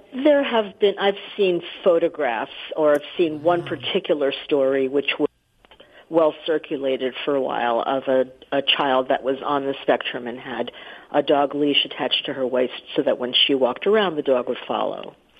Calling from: Tennessee, United States; I'm calling from Tennessee

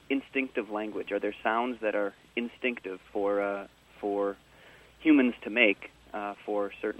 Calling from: Cable, Wisconsin, United States; I'm calling from Lake Owen Camp in Cable, Wisconsin.

